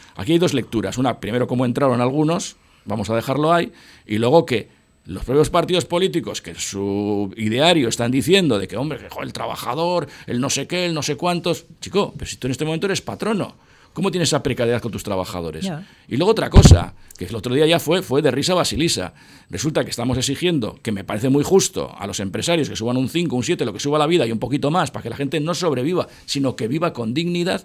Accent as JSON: {"language": "Spanish", "area": "Buenavista", "region": "Basque Country", "country": "Spain", "tie": "born or raised there", "also_born_or_lived": "Muelle Viejo", "said": "Joseba y yo nos hemos creado en Buenavista. O sea, yo nací en el Muelle Viejo"}